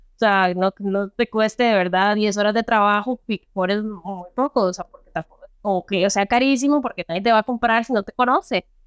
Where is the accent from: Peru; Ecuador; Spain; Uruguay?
Peru; now in Costa Rica; yo soy peruana, nací en Perú